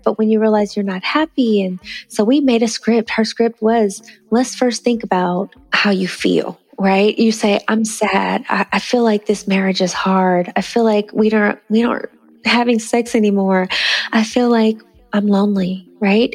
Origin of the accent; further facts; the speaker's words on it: Northern California, United States; I'm from northern california and nice. san francisco and you know i grew up in a small town